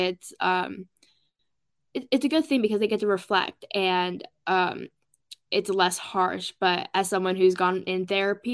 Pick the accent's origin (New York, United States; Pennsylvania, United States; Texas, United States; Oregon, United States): Oregon, United States; I'm from Oregon